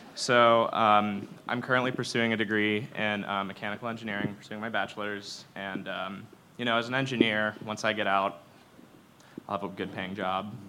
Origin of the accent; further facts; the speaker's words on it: Columbus, Ohio, United States; I'm from Columbus, Ohio, so Not too far from here